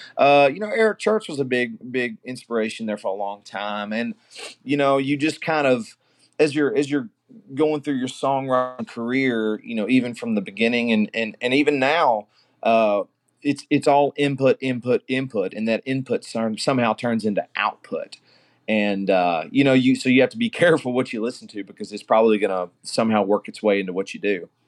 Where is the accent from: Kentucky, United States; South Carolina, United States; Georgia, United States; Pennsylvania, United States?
Kentucky, United States; Glasgow; moved away as an adult; now in Nashville, United States; I'm actually from Glasgow, Kentucky, and, uh, I've moved to Nashville about ten years ago